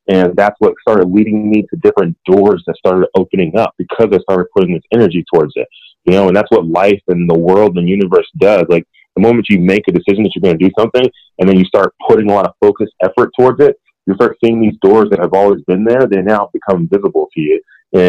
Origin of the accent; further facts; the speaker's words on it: Nigeria; with them having a lot of business out there in Nigeria and me being Nigerian, it actually is a very good fit.